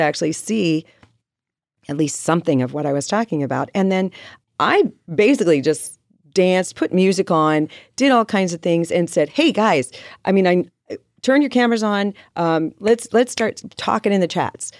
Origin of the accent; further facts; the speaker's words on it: Riverside, California, United States; now in Carlsbad, United States; I grew up in Riverside